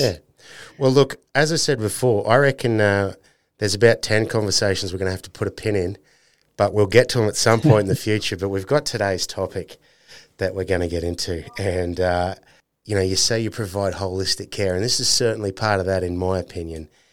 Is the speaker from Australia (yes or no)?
yes; North Queensland, Australia; I'm from North Queensland